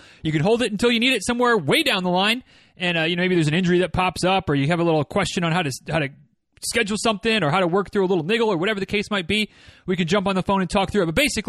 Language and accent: English; Michigan, United States; moved away as an adult; I'm from the North, grew up in northern Michigan, spent 18 winters there before I'd had enough and said, I'm going to go to college in Florida